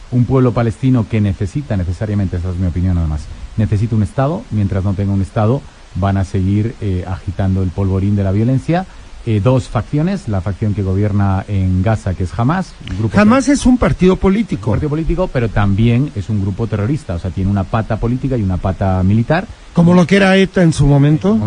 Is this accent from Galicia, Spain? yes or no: no; Madrid, Community of Madrid, Spain; moved away as an adult; Mis papás son de Asturias, del norte de España. Y este, yo ya nací en Madrid, estudié liceo francés, eh, luego estudié Complutense